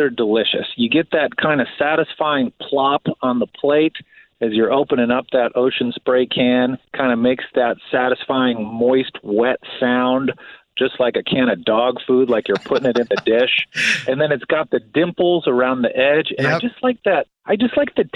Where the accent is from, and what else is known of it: outside Chicago, Midwest, Illinois, United States; born or raised there